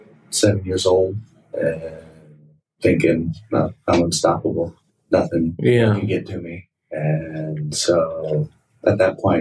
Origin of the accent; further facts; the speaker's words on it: Moreno Valley, Southern California, United States; also born or lived in Michigan / Ohio; I grew up right here in Southern California, Marina Valley